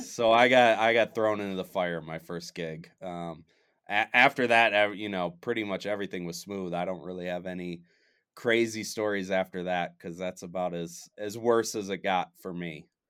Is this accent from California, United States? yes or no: no; Michigan, United States; now in Denver, United States; I'm originally from Michigan